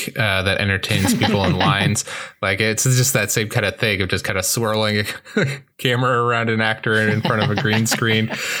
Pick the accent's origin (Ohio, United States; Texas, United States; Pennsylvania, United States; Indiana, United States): Indiana, United States; Hoosiers, set in my hometown.